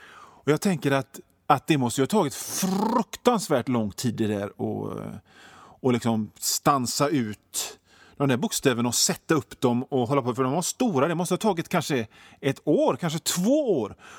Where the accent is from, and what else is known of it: Sweden